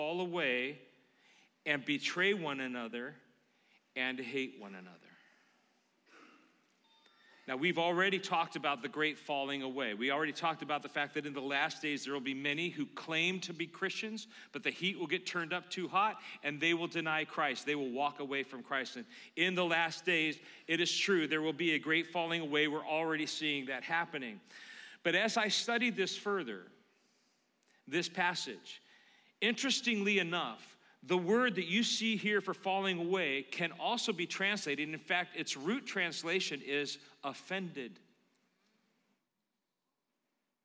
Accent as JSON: {"language": "English", "town": "Concord", "region": "California", "country": "United States", "tie": "born or raised there", "said": "I grew up in Concord, California."}